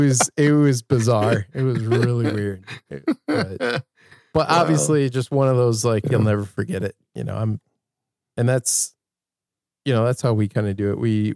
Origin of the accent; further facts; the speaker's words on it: Grand Rapids, Michigan, United States; moved away as an adult; now in Iowa City, United States; At the Van Andel Arena, where I've seen quite a few shows, and that's my hometown too.